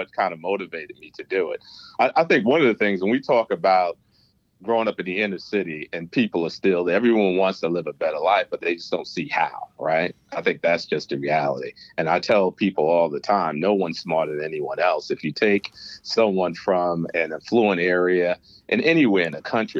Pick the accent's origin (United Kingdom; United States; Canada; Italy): United States; New York City, New York; accent: New York; also born or lived in Manhattan, New York; I grew up in Brooklyn, New York, pre-gentrified Crown Heights, predominantly a poor area.